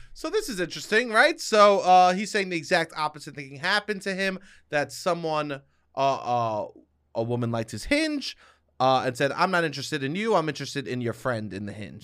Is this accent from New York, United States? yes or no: yes; New York, United States; accent: New York